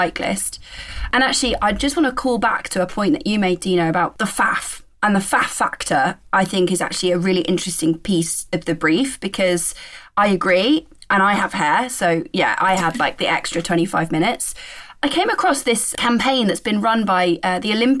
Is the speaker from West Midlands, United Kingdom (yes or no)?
yes; Shrewsbury, West Midlands, United Kingdom; I come from Shrewsbury